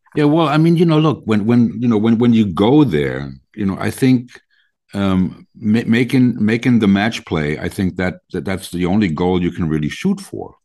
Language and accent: English; Germany; we're from Germany